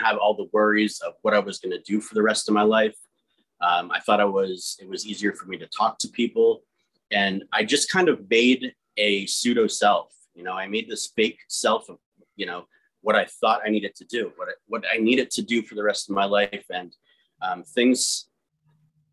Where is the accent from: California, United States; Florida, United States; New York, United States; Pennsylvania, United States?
Pennsylvania, United States; New Tripoli; we were born and raised in New Tripoli, which is a rural town, middle of nowhere